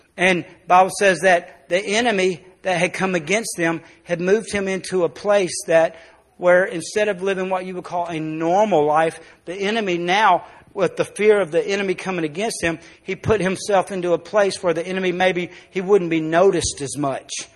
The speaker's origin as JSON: {"language": "English", "region": "South Arkansas", "country": "United States", "tie": "born or raised there", "said": "we're born in South Arkansas"}